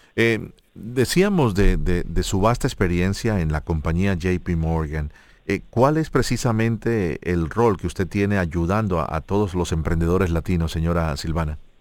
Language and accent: Spanish; Colombia; yo como colombiano